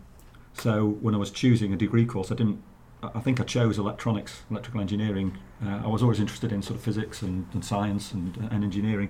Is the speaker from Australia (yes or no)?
no; Manchester, North West England, United Kingdom; I come from Manchester originally. I was born in Gorsell, not far from Old Trafford